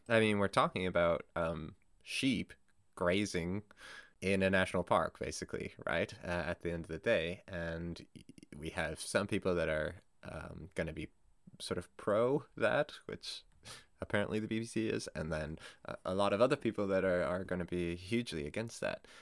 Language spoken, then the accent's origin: English; Canada; as a Canadian